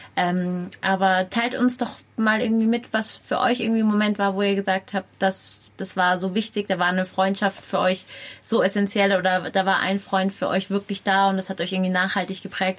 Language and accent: German; Munich, Bavaria, Germany; weil ich bin auch in München groß geworden